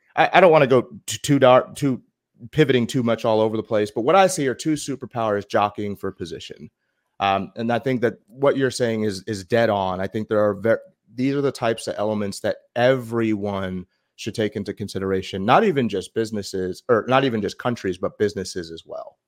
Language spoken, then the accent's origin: English; United States; being American